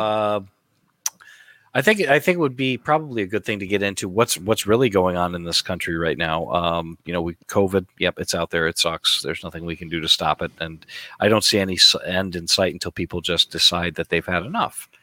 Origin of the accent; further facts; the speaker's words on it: United States; we're American